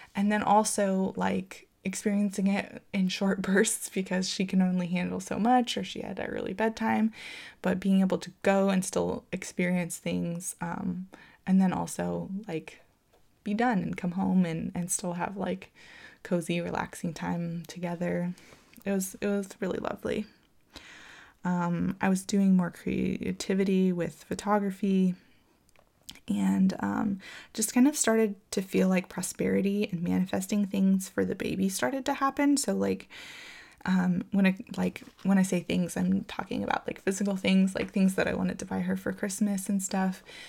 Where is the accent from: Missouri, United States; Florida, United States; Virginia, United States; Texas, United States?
Florida, United States; now in California, United States; growing up in Florida, it just rained all the time there